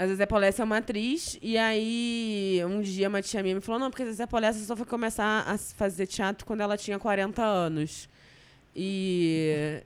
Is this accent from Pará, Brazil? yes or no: no; Rio de Janeiro, Brazil; Eu sou muito tijucana